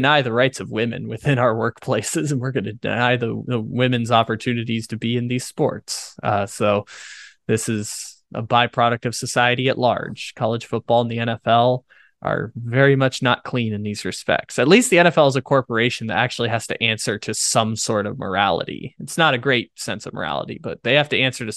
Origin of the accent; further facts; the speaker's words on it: San Diego, California, United States; My hometown school, San Diego State